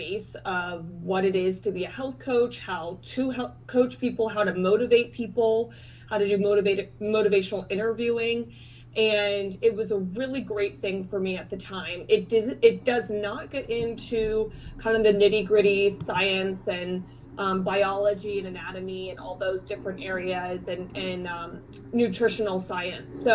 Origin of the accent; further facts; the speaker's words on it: Cincinnati, Ohio, United States; also born or lived in Oxford, Ohio; I am from Cincinnati, Ohio, and went to school at Miami University in Oxford, Ohio